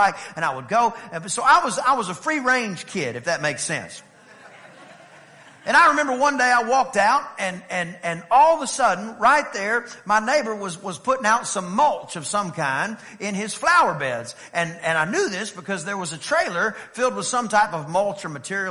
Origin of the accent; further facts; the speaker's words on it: East Texas, United States; I was a little kid and we lived in a very small town over in East Texas. And by the way, anyway, I'm from East Texas